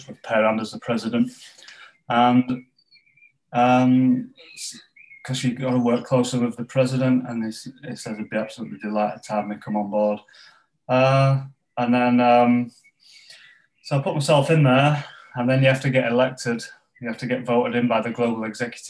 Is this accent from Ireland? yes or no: no; Pontefract, Yorkshire and the Humber, United Kingdom; where I grew up in West Yorkshire, in Pontefract in West Yorkshire, as a strong sort of mining community